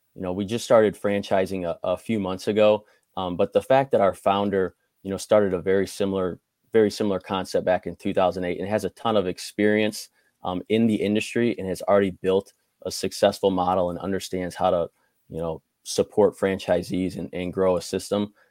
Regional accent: Crown Point, Indiana, United States; I grew up in Crown Point, Indiana

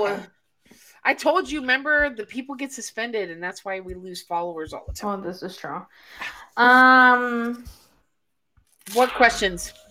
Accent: Chicago, Illinois, United States; I'm from Chicago.

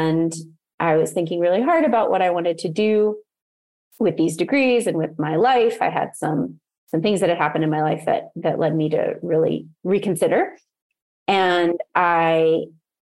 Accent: outside of Baltimore, Maryland, United States; moved away as an adult; also born or lived in New York City; I was raised outside of Baltimore

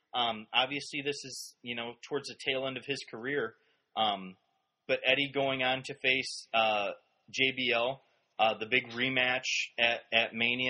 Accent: Fresno, California, United States; We're from Fresno.

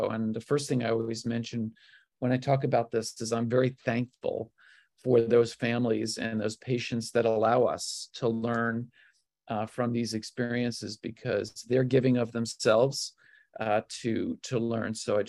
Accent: New York, United States; moved away; also born or lived in the South; And I can say that as a New Yorker, because I've spent 7 or 8 years in the South.

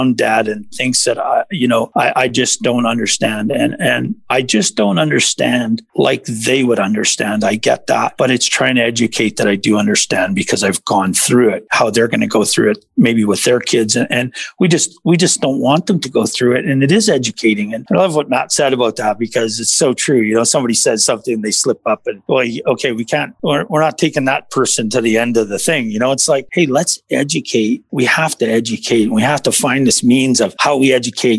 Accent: Saskatchewan, Canada; I'm from Saskatchewan

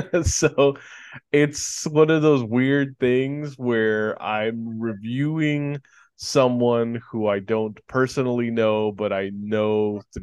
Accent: the Bay Area, California, United States; But he grew up, really in the same area that we grew up in the Bay Area. He's very close to us in age

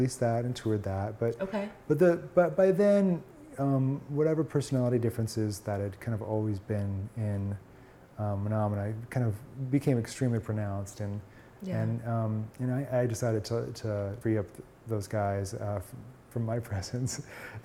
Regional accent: Portland, Oregon, United States; my hometown of Portland, Oregon

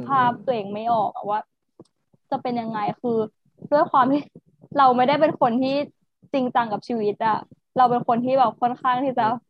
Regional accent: Bangkok, Thailand; born or raised there

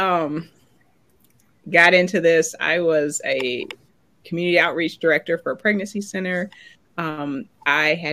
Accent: Oberlin, Ohio, United States; moved away; I'm originally from Oberlin, Ohio, where the college is. And I grew up just with this bubble.

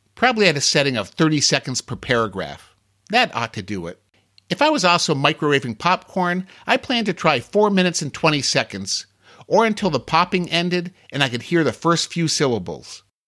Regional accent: Ohio, United States; I'm from Ohio

